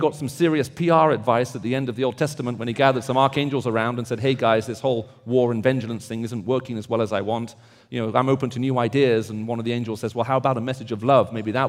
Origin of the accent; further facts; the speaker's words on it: the South, United States; accent: Southern; And I'm hoping that despite my strange accent, as you can tell, I'm from the South, you'll be able to understand what I'm saying.